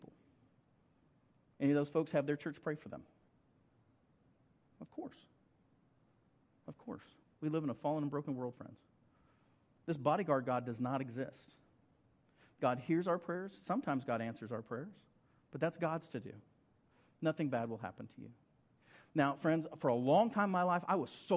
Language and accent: English; Western Oklahoma, United States; I grew up in Western Oklahoma